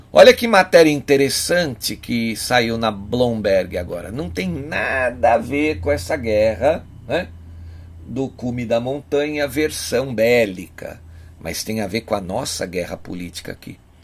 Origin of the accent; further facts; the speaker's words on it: Brazil; Nós aqui, como brasileiros, como patriotas